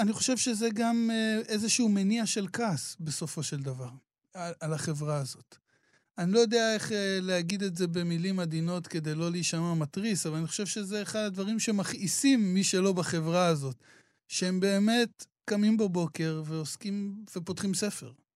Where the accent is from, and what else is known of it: Israel